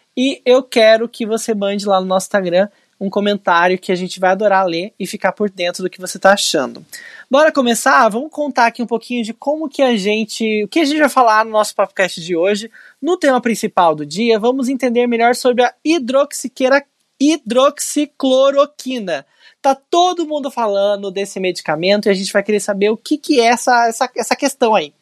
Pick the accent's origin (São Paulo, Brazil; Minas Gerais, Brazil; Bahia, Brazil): São Paulo, Brazil; São José dos Campos; na cidade de São José dos Campos, minha cidade natal